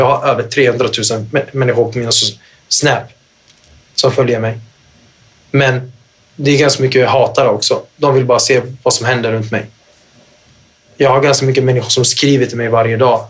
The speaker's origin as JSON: {"language": "Swedish", "town": "Gothenburg", "region": "Västra Götaland", "country": "Sweden", "said": "Göteborg där jag är ifrån Göteborg"}